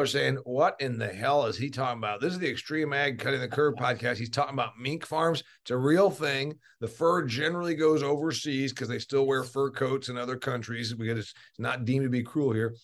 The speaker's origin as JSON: {"language": "English", "region": "Indiana", "country": "United States", "said": "I am from Indiana"}